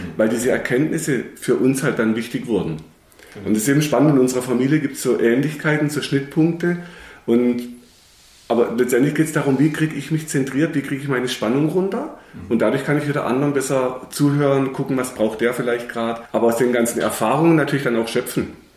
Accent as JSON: {"language": "German", "area": "Kinzigtal", "region": "Baden-Württemberg", "country": "Germany", "tie": "born or raised there", "said": "Ich bin hier auch im Tal aufgewachsen"}